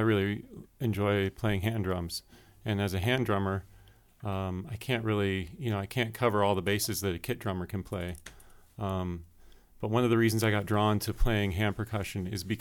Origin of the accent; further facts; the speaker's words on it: Colorado, United States; also born or lived in Carbondale; I am from Colorado, currently living in Carbondale